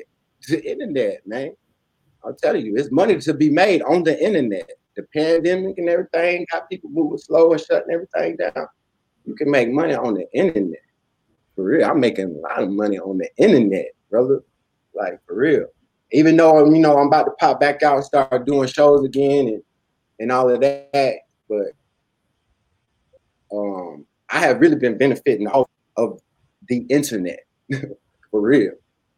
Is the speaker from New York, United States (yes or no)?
no; Oklahoma, United States; born there; My people, I was born in Oklahoma. My people from Oklahoma, my people from the Midwest.